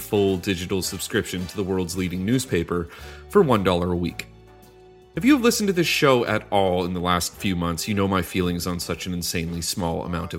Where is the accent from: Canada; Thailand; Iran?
Canada; Despite me being Canadian